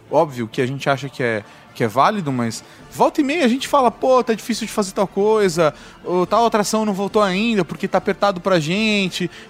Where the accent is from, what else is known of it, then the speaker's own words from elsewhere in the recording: Minas Gerais, Brazil; Sou de uma cidade do interior de Minas Gerais que não é tão interior assim ficam 70 quilômetros de BH